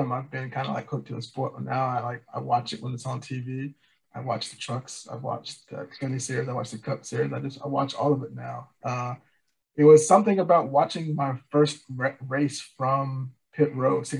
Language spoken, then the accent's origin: English; Richmond, Virginia, United States; now in North Carolina, United States; I grew up in Richmond, Virginia